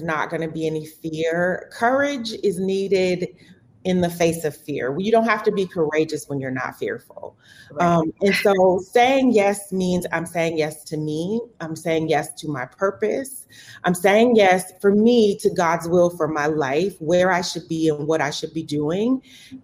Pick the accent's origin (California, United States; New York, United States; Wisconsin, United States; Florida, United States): Wisconsin, United States; Milwaukee; And so I'm born and raised in Milwaukee, born and bred.